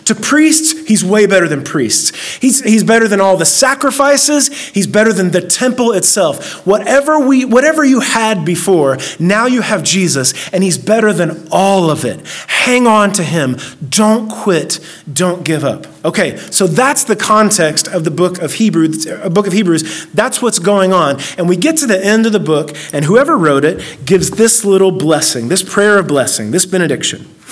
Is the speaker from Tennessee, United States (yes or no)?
yes; Oak Ridge, Tennessee, United States; I grew up in Oak Ridge, this this little, tiny little town that we're in, and then if I before I was in Oak Ridge, we moved like ten different times. I moved here in the third grade.